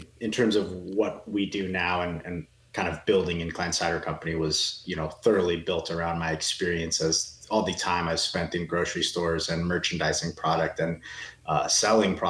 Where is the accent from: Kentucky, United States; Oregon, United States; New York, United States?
Oregon, United States; Portland; moved away as an adult; also born or lived in Southern California / Arizona; I was born and raised in Portland, Oregon. You know, so a Northwest guy at heart